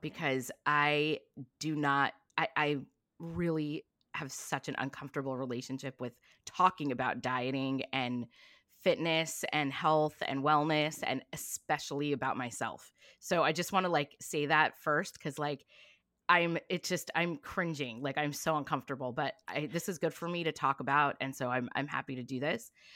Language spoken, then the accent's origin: English; Long Beach, California, United States; also born or lived in East Coast / New York; I grew up in Long Beach, California